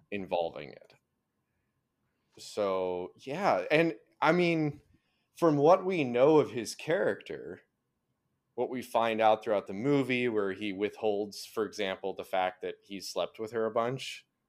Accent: Arizona, United States; moved away; growing up in Arizona

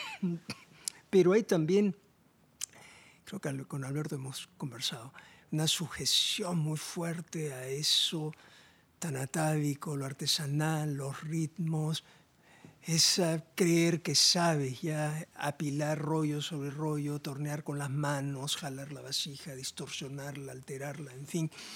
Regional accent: Lima, Peru; he nacido en la costa, desde niño he tenido afinidad con la playa, la arena, iba a Punta Hermosa, toda la infancia

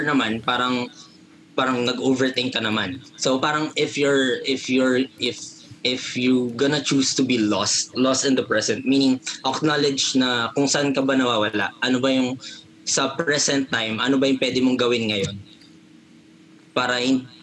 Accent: Pampanga, Philippines; kapampangan kasi ako.

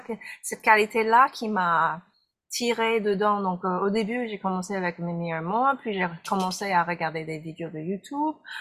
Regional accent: United States; je suis américaine

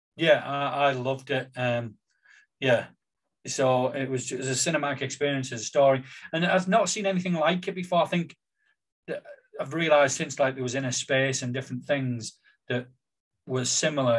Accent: Billingham, North East England, United Kingdom; growing up in Billingham, being totally unaware

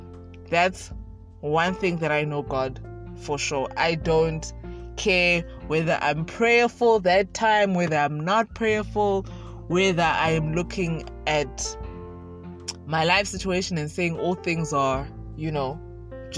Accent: South Africa; I was born in South Africa, have lived in South Africa all my life.

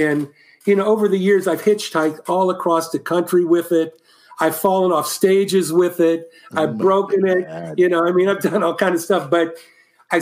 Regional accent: Columbus, Ohio, United States; moved away as an adult; also born or lived in Cleveland, Ohio; now in California, United States; when I moved from Cleveland to Columbus in sixth grade

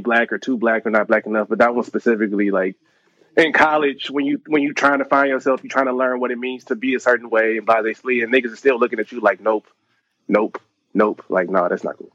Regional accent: Detroit, Michigan, United States; I'm from Detroit

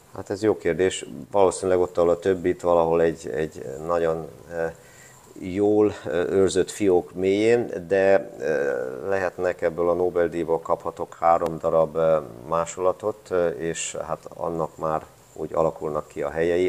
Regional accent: Hungary; moved away as an adult; also born or lived in Austria; now in Garching, Germany; igazán, igazán, igazán otthon, ott érzem magam, ahon, ahonnan jöttem Magyarországon

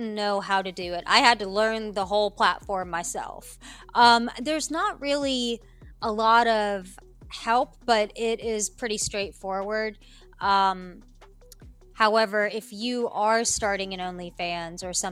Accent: Appalachia, United States; born or raised there; also born or lived in New Delhi, India

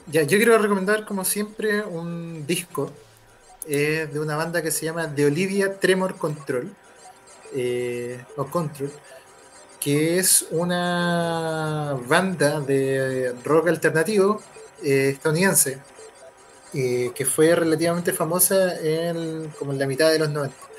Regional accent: Valparaíso, Chile; moved away as an adult; now in Viña del Mar, Chile; somos de Valparaíso

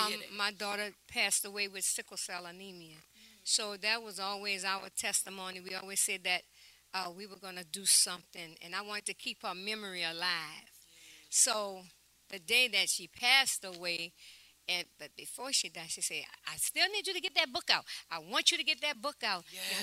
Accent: Harrisburg, Pennsylvania, United States; now in New Orleans, United States; From, we came from Harrisburg, Pennsylvania.

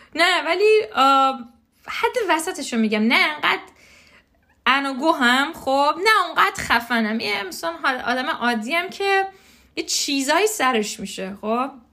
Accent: Iran; moved away; تو خود ایران دیگه ما همه همه بزرگ شده ایرانیم

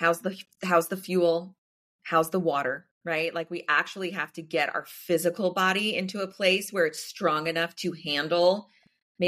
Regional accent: the South, United States; I grew up in the South

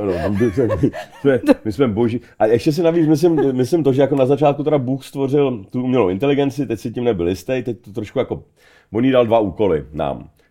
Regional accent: Czechia; jsem sám sebou, jako Čech

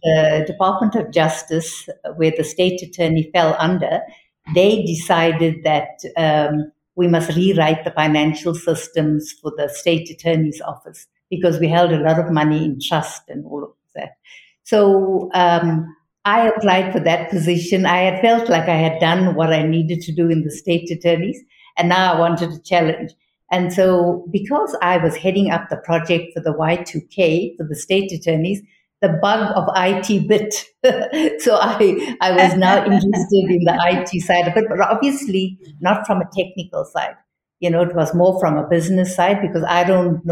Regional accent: South Africa

